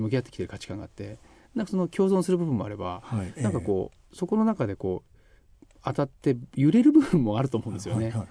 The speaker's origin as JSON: {"language": "Japanese", "region": "Yamanashi", "country": "Japan", "tie": "born or raised there", "moved": "as an adult", "said": "自分がこう生まれ育った山梨かなっていうのがあって。はいはいえー18高校卒業までなんですけど"}